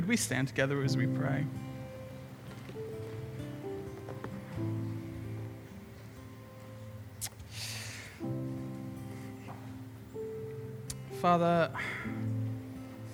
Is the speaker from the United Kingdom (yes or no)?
yes; England, United Kingdom; now in Brisbane, Australia; I'm English.